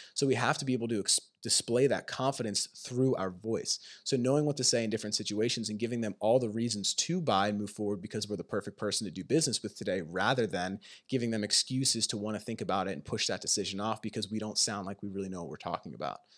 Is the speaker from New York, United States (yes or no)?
no; Pennsylvania, United States; moved away as an adult; also born or lived in Maine; I grew up in Pennsylvania